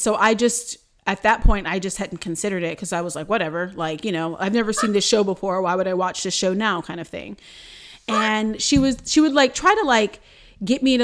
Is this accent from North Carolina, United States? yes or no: yes; Durham, North Carolina, United States; I was born in Durham, North Carolina at like 6:12 p.m.